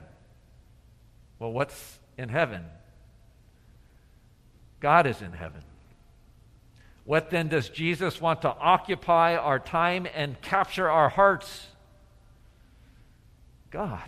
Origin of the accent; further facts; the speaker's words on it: Atlanta, Georgia, United States; back to my hometown in Atlanta